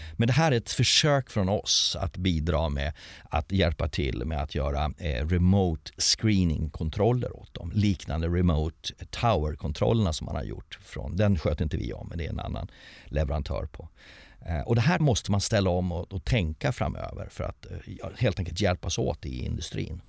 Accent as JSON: {"language": "Swedish", "country": "Sweden", "said": "som svensk"}